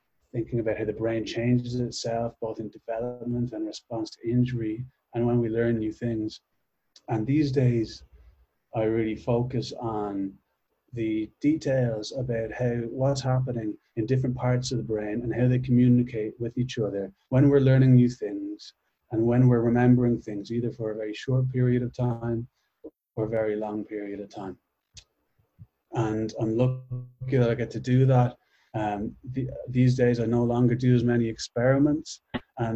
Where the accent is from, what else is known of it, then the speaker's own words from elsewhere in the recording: Dublin, Leinster, Ireland; moved away as an adult; now in New York, United States; I'm from Dublin, Ireland